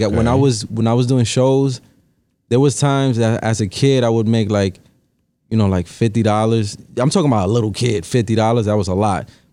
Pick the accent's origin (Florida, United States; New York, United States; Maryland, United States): New York, United States; Long Island; I'm from Long Island.